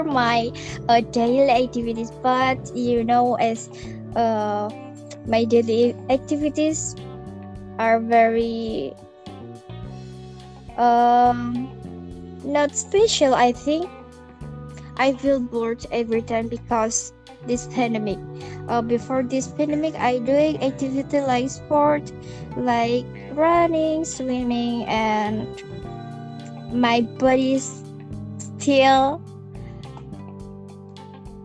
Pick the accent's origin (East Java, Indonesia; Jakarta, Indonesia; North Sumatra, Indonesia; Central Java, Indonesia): East Java, Indonesia; Tuban; I'm from Tuban.